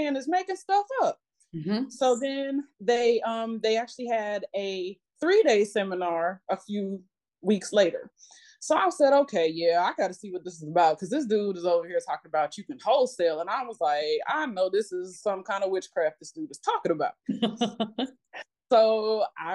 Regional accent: Illinois, United States; now in Atlanta, United States; I'm originally from Illinois.

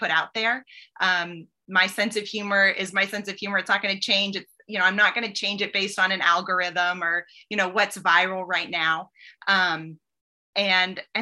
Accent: Boston, Massachusetts, United States; now in Nashville, United States; I grew up in Boston

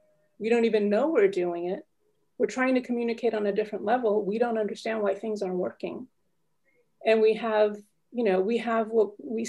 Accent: United States; now in Paris, France; I'm calling in from Paris, France. Although I'm American, but I've been living here for 18 years now.

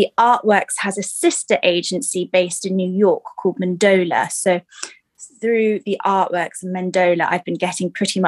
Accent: London, United Kingdom; moved away as an adult; also born or lived in Falmouth, Cornwall; I grew up in London

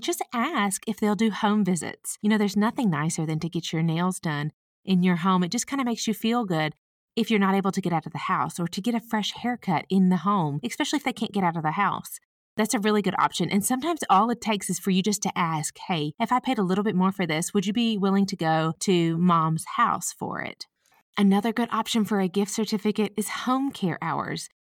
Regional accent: the South, United States; accent: Southern; I'm from the South, if you can't tell by my accent

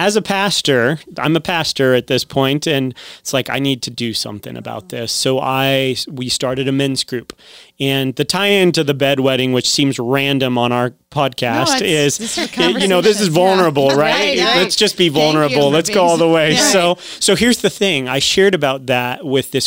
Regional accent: Southern California, United States; now in Tucson, United States; I grew up in Southern California

